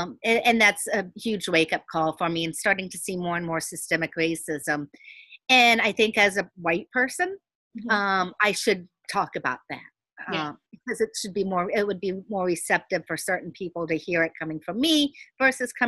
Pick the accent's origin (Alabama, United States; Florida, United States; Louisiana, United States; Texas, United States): Florida, United States; Miami Gardens; I grew up in Carroll City, so mm-hmm. I was the minority there